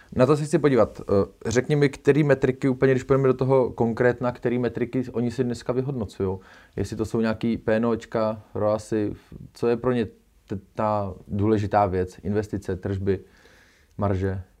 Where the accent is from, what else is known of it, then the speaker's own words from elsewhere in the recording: Czechia; my, jako Češi